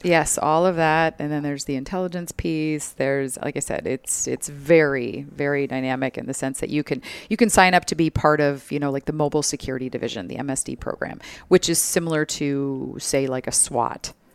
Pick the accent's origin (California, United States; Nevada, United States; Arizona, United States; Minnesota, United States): Minnesota, United States; moved away as an adult; now in Phoenix, United States; I love being from there